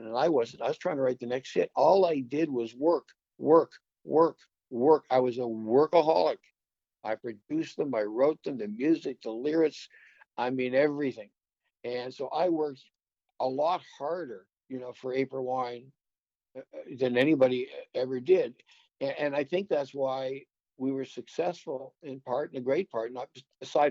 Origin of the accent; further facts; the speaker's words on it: Waverley, Nova Scotia, Canada; we've been friends since 1963, growing up in Waverly.